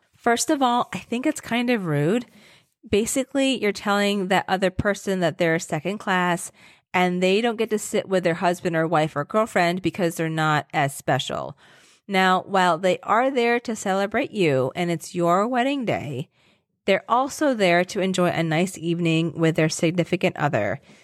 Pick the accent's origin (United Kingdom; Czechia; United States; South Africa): United States; Virginia; moved away; I grew up in Virginia